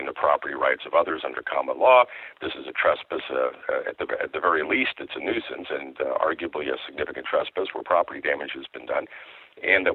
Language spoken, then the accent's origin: English; Iowa, United States; I grew up in Iowa